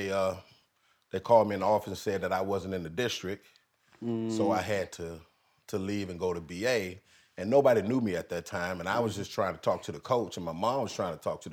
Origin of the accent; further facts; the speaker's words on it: Fort Lauderdale, Florida, United States; also born or lived in Deerfield Beach, Florida; I was born and raised in Fort Lauderdale